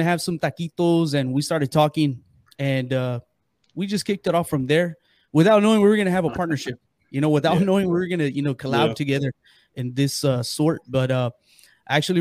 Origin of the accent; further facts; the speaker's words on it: San Antonio, Texas, United States; born and raised here in San Antonio. I've always lived on the south side